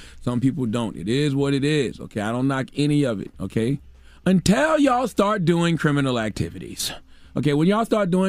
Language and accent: English; Moncks Corner, South Carolina, United States; Okay, I grew up in Monk's Corner, South Carolina. The population was 7,000 people.